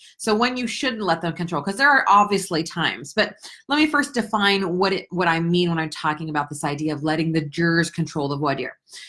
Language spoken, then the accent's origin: English; United States; I was born here in the United States. For those of you who don't know that I am 100% Finn, because both of my parents were born in Finland